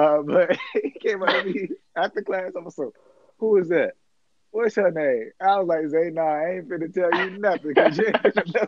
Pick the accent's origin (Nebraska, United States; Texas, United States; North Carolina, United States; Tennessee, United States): North Carolina, United States; Raleigh; I'm from Raleigh, North Carolina